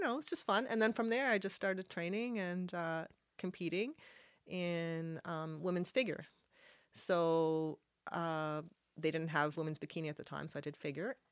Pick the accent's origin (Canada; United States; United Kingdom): Canada; Halifax, Nova Scotia; first language Arabic; English is a second language; I was born in Halifax, and I'm Lebanese. My parents moved here from Lebanon, and I was born here